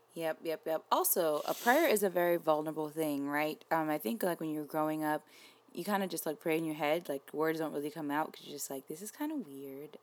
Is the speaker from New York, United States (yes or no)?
yes; New York, United States; I'm from New York, so my mom worked near Wall Street